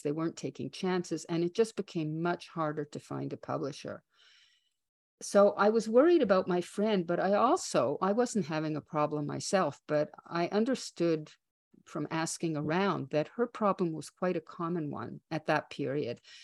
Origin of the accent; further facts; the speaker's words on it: Canada; as a Canadian